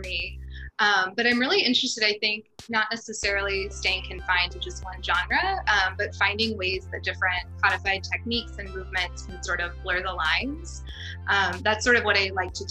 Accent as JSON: {"language": "English", "region": "Alabama", "country": "United States", "also_born_or_lived": "St. Louis", "moved": "as an adult", "said": "I'm from Alabama originally, so trained with the Alabama Dance Theater"}